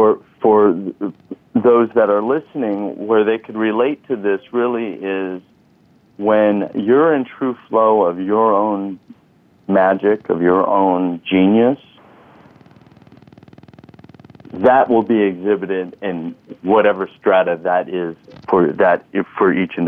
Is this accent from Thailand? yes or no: yes; Thailand; also born or lived in Texas; now in United States; You know, we came from Thailand, and then I graduated with a bachelor's in public health in San Antonio, Texas.